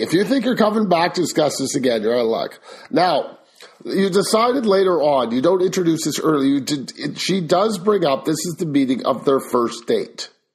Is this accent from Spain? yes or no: no; Canada; I am Canadian